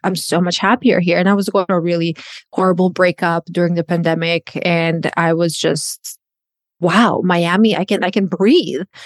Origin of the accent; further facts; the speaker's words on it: Croatia; English is a second language; moved away as an adult; now in United States; I'm a born and raised in Croatia